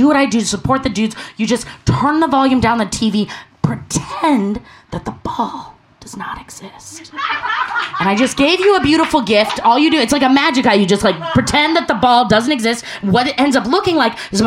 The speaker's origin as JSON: {"language": "English", "town": "Portland", "region": "Oregon", "country": "United States", "said": "I'm from Portland, Oregon"}